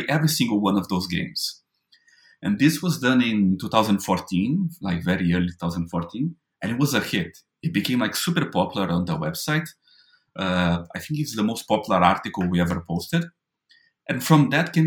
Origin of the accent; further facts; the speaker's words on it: Brazil; as a Brazilian, when I was growing up in Brazil